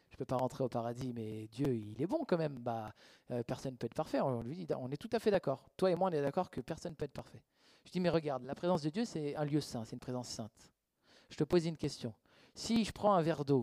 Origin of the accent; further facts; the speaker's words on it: Switzerland; Ok, des fois, en fait, on n'ose pas, on ne veut pas froisser, on est suisse. Ouais, mais eux, ils ne sont pas suisses.